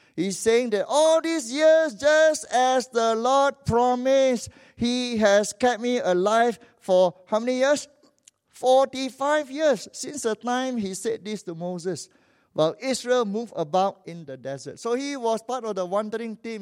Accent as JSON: {"language": "English", "country": "Malaysia", "also_born_or_lived": "Vancouver", "lives_now": "Kuala Lumpur, Malaysia", "said": "I'm a Malaysian"}